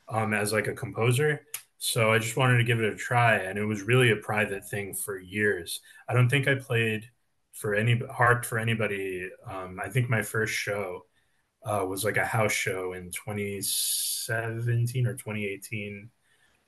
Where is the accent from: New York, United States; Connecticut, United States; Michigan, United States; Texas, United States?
New York, United States; New York City; I'm like moving in with a family member. I grew up in Jackson Heights. I'm just returning to Jackson Heights.